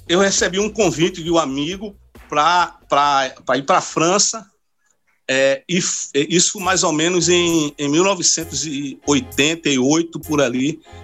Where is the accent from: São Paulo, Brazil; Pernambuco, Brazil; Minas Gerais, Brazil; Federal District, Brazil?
Pernambuco, Brazil; a gente como brasileiro, como pernambucano